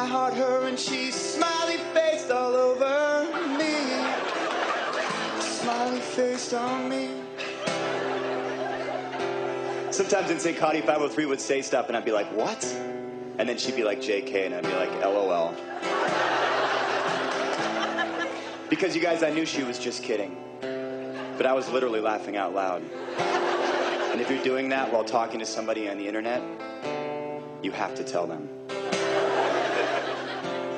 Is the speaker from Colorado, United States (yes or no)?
no; Seattle, Washington, United States; growing up in Seattle, Washington